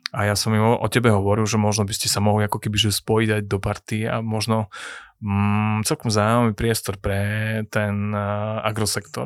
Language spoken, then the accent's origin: Slovak; Trnava, Trnava Region, Slovakia; ja som z Trnavského kraja, naše mesto je Trnava